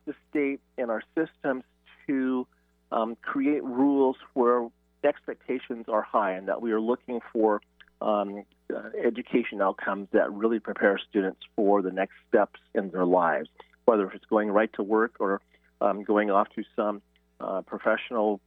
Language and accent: English; Oregon, United States; now in Washington, United States; I'm originally from Oregon